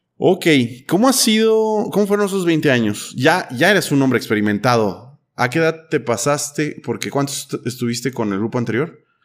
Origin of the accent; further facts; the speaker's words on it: Mexico; como mexicano